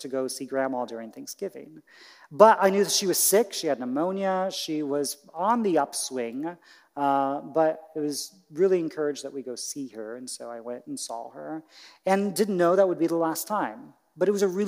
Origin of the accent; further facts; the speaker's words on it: Indiana, United States; moved away; where I grew up in Indiana